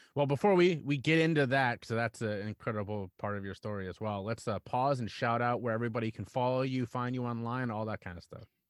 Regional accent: Cincinnati, Ohio, United States; I used to be a Bengals fan growing up in Cincinnati, Ohio

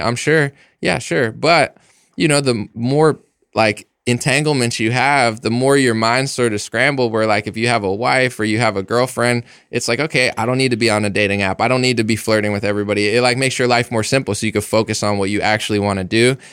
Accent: United States; I'm an American

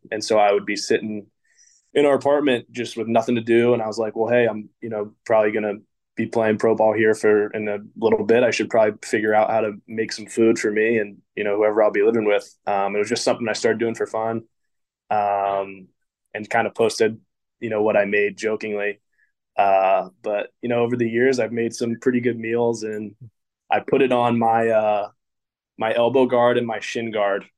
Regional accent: Philadelphia, Pennsylvania, United States; moved away; growing up in Philadelphia

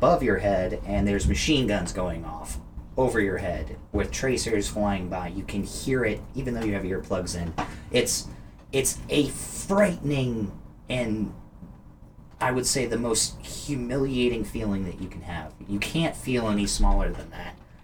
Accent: the West, United States; I grew up in the West

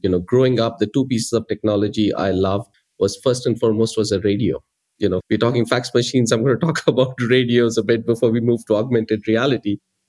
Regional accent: India; English is a second language; Growing up in India back in the 80s, you know, you either be an engineer or you be a doctor.

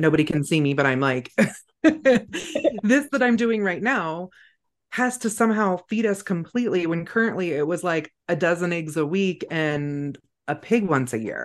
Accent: Northern California, United States; I grew up in Northern California

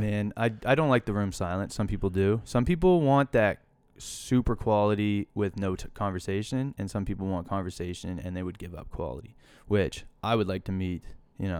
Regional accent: Hilden, Nova Scotia, Canada; I grew up outside Truro

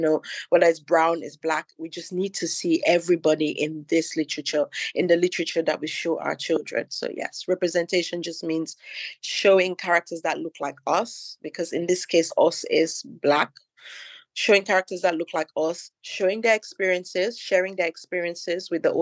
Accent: Cameroon; now in London, United Kingdom; I'm from Cameroon. I grew up there. So obviously I went to primary school in Cameroon. I went to secondary school in Cameroon as well.

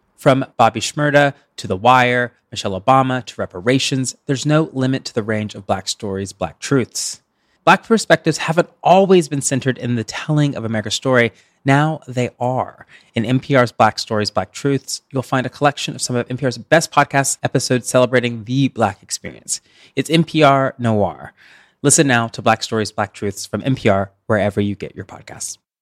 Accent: the South, United States; moved away; I'm from the South

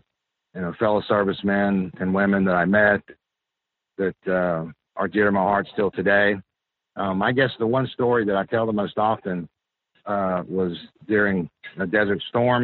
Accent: Hattiesburg, Mississippi, United States; moved away as an adult; also born or lived in Staten Island / Philadelphia; the local college in my hometown, University of Southern Mississippi

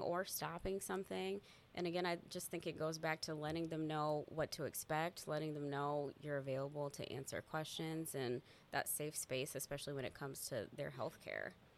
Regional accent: Des Moines, Iowa, United States; I'm from Des Moines and I've grown up here, born and raised.

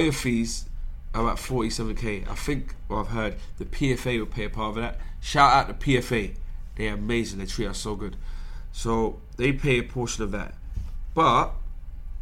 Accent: England, United Kingdom; I'm an English guy

